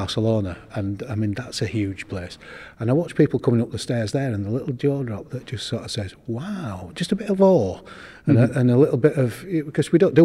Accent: Yorkshire and the Humber, United Kingdom; when I was a kid, growing up in West Yorkshire

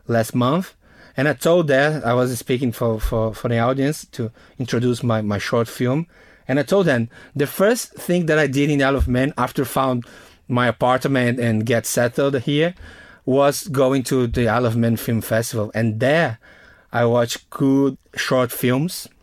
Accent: Northeast Region, Brazil; English is a second language; moved away; my hometown, is a, a, a place, Northeast Brazil

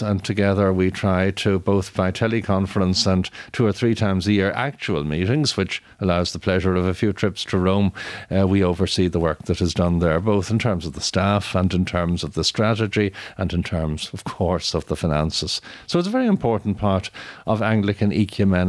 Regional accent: Ireland; I'm Irish

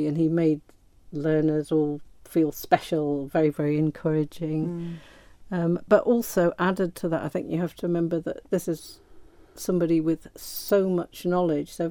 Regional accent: Isle of Man; ourselves as Manx people

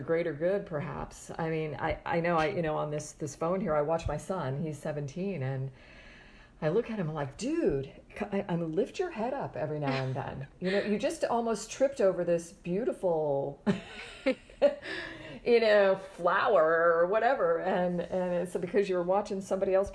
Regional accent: Florida, United States; I grew up in Florida and I'm back in Florida

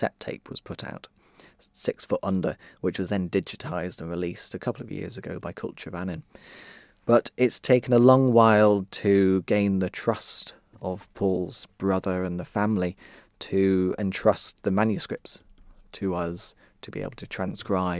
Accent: Ramsey, Isle of Man; I grew up around Ramsay and Mackold up north

